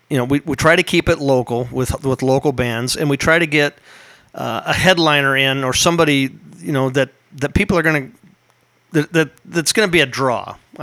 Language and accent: English; Rutland, Iowa, United States; I grew up in a city called Rutland. It's the suburbs of Humboldt.